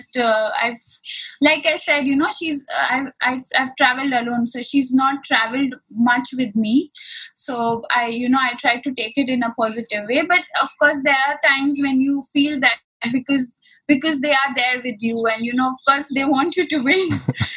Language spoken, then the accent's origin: English; Ahmedabad, Gujarat, India; born or raised there